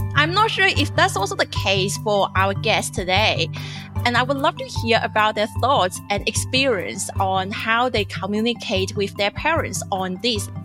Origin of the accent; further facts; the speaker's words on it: China; moved away as an adult; also born or lived in Gadigal country (Sydney), Australia; now in Australia; I'm a journalist and former Chinese international student. I'm recording from Garden Grove country.